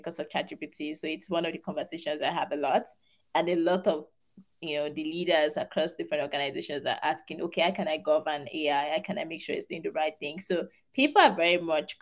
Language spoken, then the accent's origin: English; Nigeria; moved away as an adult; now in United States; I'm Nigerian